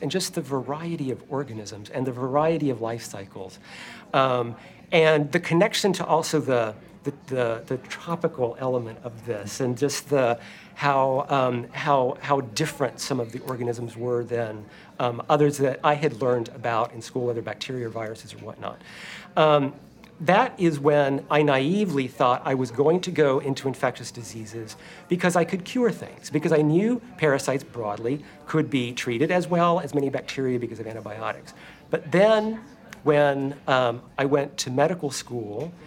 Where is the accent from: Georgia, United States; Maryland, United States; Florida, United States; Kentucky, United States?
Georgia, United States; Atlanta; I grew up in Atlanta